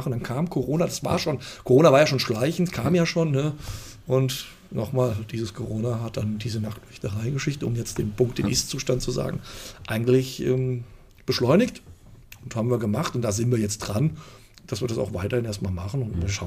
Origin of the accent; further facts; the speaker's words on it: Fulda, Hesse, Germany; irgendwann gesagt, jetzt ist erstmal meine Heimatstadt. Da kam dann der, der, Entschluss zurück nach Fulda.